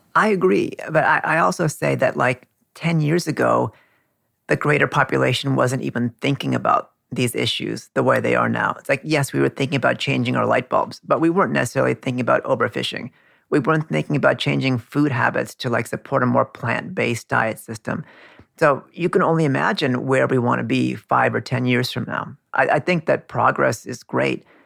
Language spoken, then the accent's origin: English; California, United States; now in Queens, New York, United States; Like my parents come from India. I grew up in California